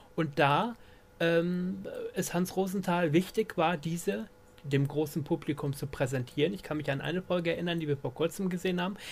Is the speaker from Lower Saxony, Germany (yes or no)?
yes; Emden, Lower Saxony, Germany; ich bin ja in Emden aufgewachsen